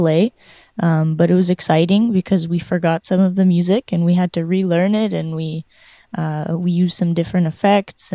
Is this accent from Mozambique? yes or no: no; Canada; moved away as an adult; also born or lived in Ukraine / Winnipeg, Canada; now in Spain; I grew up in Canada, but I was born in Ukraine. And I went to the U of M in Winnipeg for my bachelor's of jazz performance